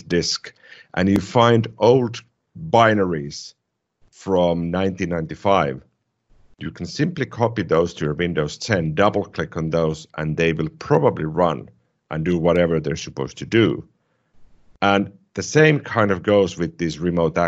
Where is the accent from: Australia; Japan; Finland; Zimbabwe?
Finland; first language Finnish; English is a second language; my native language is Finnish.